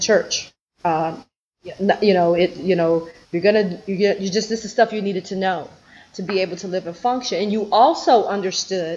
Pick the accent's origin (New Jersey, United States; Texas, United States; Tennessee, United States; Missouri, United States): Tennessee, United States; Memphis; I grew up, of course, in Memphis in the South